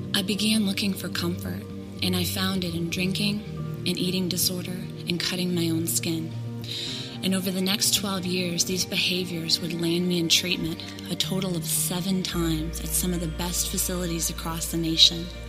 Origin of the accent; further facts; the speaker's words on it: Euclid, Ohio, United States; my story begins in Euclid, Ohio